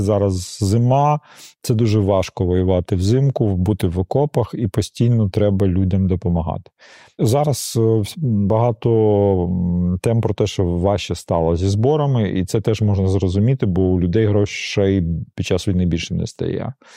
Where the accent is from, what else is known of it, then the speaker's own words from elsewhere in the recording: Donetsk, Donetsk Oblast, Ukraine; moved away; я народився, виріс в Донецьку